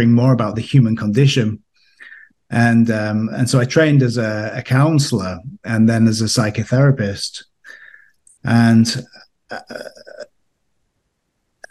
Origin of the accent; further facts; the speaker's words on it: United Kingdom; moved away as an adult; now in Austria; you may detect from my accent that I'm from the UK originally